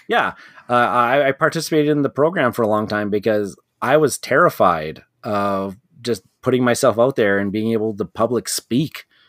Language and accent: English; Canada; being a Canadian